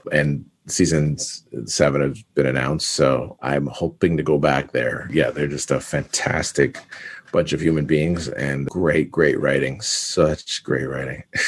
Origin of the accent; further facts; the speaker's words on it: Canada; We're from Canada